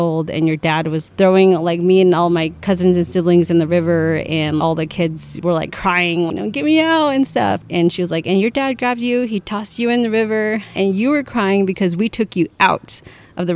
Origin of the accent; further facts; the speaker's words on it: Navajo Mountain, Utah, United States; I'm from Navajo Mountain, Utah